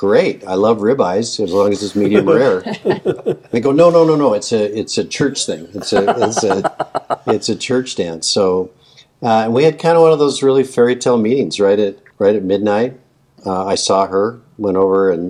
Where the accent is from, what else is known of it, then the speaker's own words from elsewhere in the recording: Salt Lake City, Utah, United States; also born or lived in Tucson, Arizona; I came back to Salt Lake, pretty much raised by a single mom.